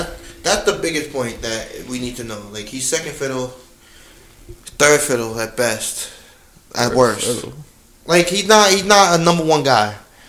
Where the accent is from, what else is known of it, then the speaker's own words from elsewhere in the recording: New York, United States; I'm from New York, and Brooklyn will never be New York.